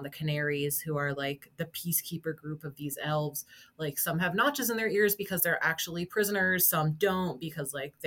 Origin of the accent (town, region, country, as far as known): United States